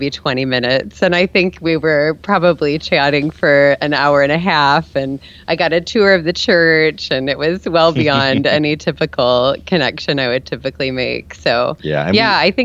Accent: Fort Wayne, Indiana, United States; also born or lived in Canada; I was raised in Fort Wayne

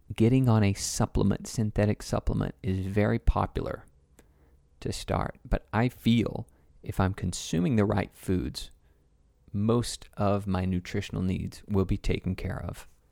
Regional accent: Tennessee, United States; Growing up in Tennessee

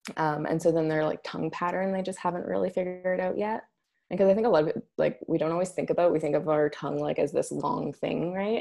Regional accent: Alberta, Canada; also born or lived in Scotland; I grew up here in Alberta.

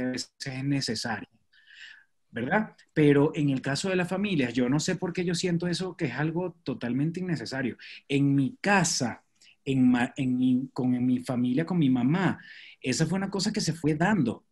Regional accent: Maracay, Aragua, Venezuela; moved away as an adult; also born or lived in Choroní; now in Mexico; Yo soy de Maracay

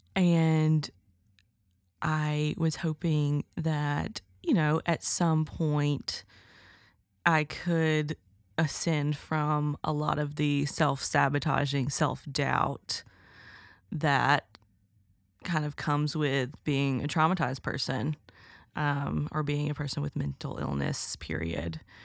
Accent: Alabama, United States; I'm from Alabama

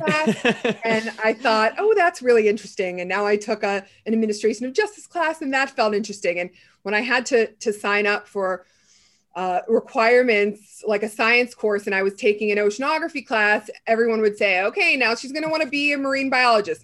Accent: a small town outside of Pittsburgh, Pennsylvania, United States; moved away; also born or lived in New York / Los Angeles; I grew up in a small town outside of Pittsburgh

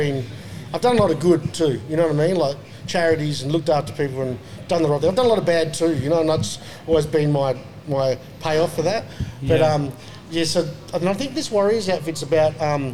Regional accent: Onslow, Western Australia, Australia; now in Perth, Australia; I grew up in Onslow

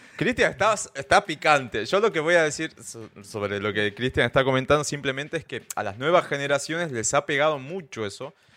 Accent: Salta, Argentina; yo soy del norte de Argentina, de la provincia de Salta

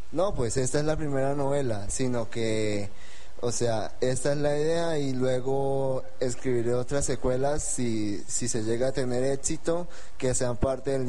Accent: Espinal, Tolima, Colombia; tengo 24 años, soy del Espinal Tolima y he escrito mi primer libro

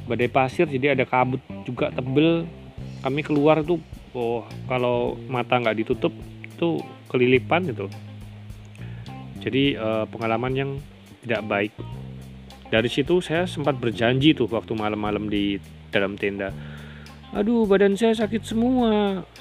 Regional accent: Purworejo, Central Java, Indonesia; now in Metro, Indonesia; Sedangkan saya berasal dari Purworejo, Jawa Tengah.

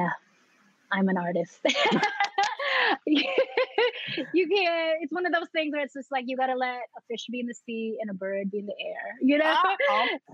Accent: New York City, New York, United States; also born or lived in Philippines / San Francisco Bay Area, California; I grew up in Jamaica, Queens, which is where I still am

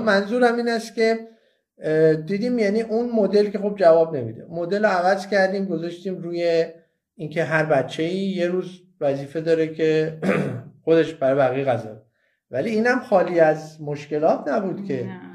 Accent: Iran; moved away as an adult; ما درست وقتی از ایران مهاجرت کردیم که بچه هامون یک چند تاشون خب وارد نوجوانی شده بودن

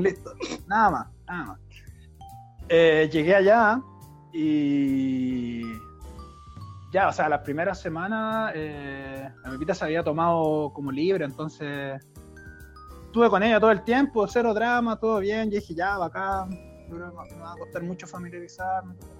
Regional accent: Chile; moved away as an adult; now in Germany; no estudié porque vengo de Chile

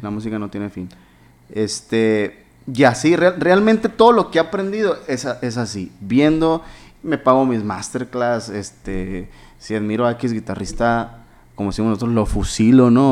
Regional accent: Hermosillo, Sonora, Mexico; yo nací aquí en Hermosillo

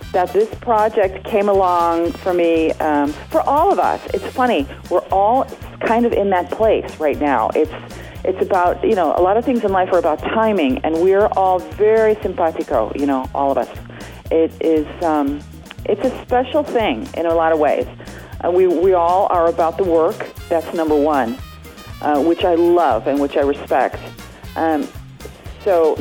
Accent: Chicago, Illinois, United States; now in Los Angeles, United States; Chicago's my hometown

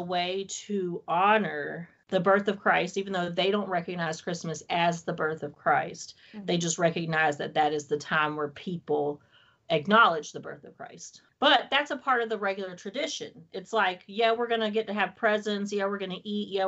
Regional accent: Wilmington, North Carolina, United States; moved away; I don't live in North Carolina anymore

